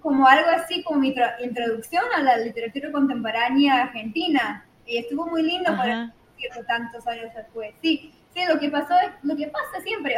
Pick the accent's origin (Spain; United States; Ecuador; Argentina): United States; Texas; Spanish is a second language; Texas, de donde soy